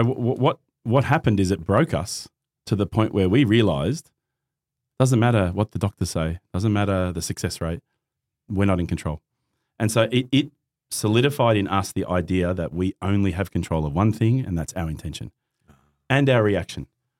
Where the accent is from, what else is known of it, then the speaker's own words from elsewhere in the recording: Christchurch, Canterbury, New Zealand; born there; born in New Zealand, right? Born in Christchurch.